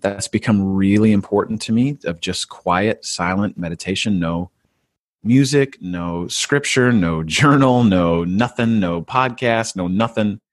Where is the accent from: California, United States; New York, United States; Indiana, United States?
California, United States; I grew up in California, so I applied to one school, a state school